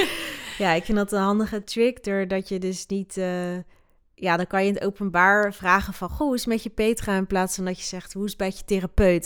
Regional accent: Netherlands; also born or lived in Sierra Leone; ik ben wel opgegroeid in Nederland

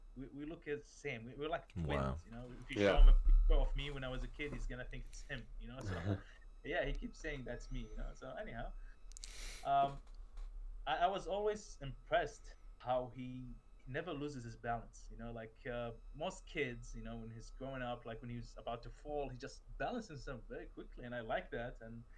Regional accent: Nasiriyah, Dhi Qar, Iraq; also born or lived in Kuwait; I'm actually originally from Iraq. From the city of Nasiriyah, where the story, the oldest story found in human history, the Epic of Gilgamesh, actually took place.

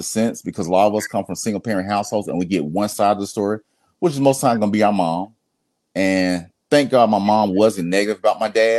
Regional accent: Atlanta, Georgia, United States; Grew up in Atlanta, Southeast Atlanta

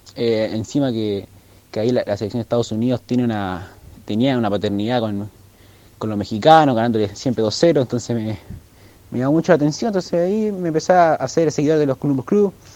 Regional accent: Chile; yo soy de Chile

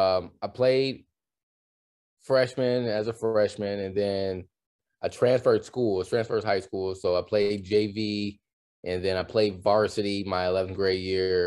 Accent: Detroit, Michigan, United States; also born or lived in Saginaw, Michigan; now in California, United States; but I was born there, but I grew up in the Detroit area for most of my life before moving to California.

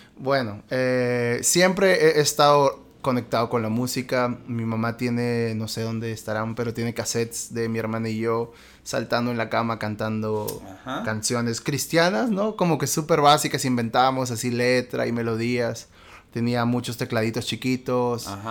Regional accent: Lima, Peru; yo soy de Lima, nací aquí en Miraflores

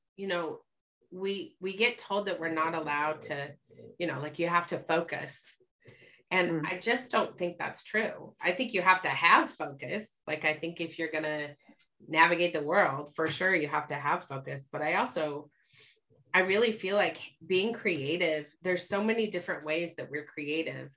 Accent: Utah, United States; I grew up in Utah

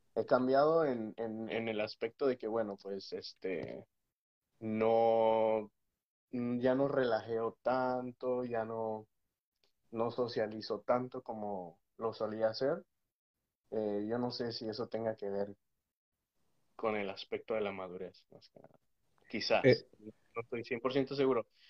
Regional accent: Mexico; also born or lived in Texas, United States; now in United States; Soy mexicano, eh, nacido en los Estados Unidos, pero criado en México

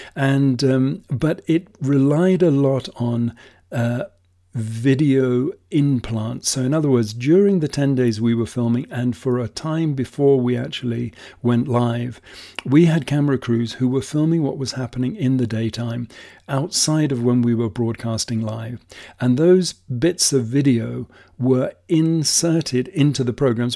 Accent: England, United Kingdom; moved away as an adult; also born or lived in Masai Mara, Kenya; now in Kenya; as a kid growing up in England

